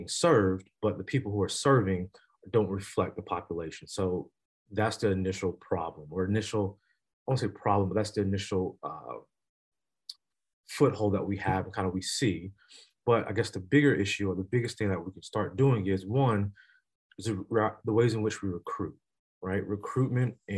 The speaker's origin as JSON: {"language": "English", "town": "Columbia", "region": "South Carolina", "country": "United States", "moved": "yes", "said": "I'm originally from Columbia, South Carolina."}